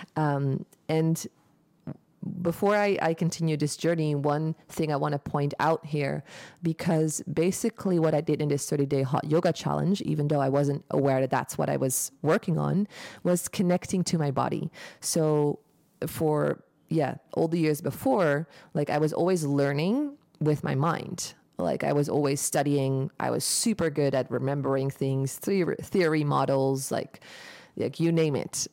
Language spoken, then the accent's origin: English; Eindhoven, North Brabant, Netherlands; moved away as an adult; also born or lived in United States; now in Bali, Indonesia; I'm from Eindhoven, the Netherlands. Um, in Brabander here